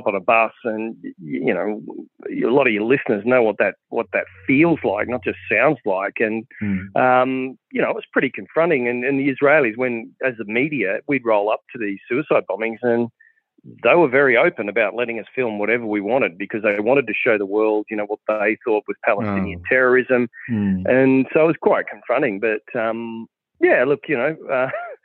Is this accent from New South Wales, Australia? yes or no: no; Western Darling Downs, Queensland, Australia; I grew up in the Western Darling Downs in Queensland